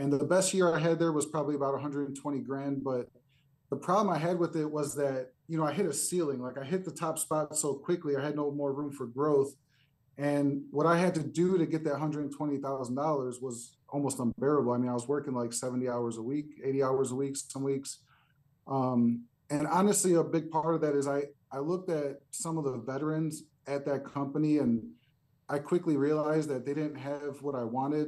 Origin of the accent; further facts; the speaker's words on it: Chicago, Illinois, United States; I grew up in a little bit of a rough neighborhood in Chicago